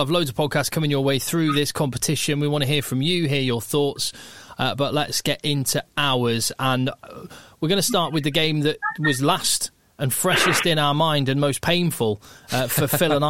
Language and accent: English; England, United Kingdom; as an Englishman